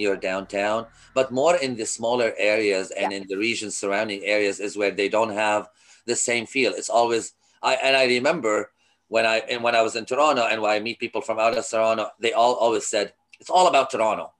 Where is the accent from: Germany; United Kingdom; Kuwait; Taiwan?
Kuwait; moved away as an adult; also born or lived in Lebanon; now in Canada; I was born in Kuwait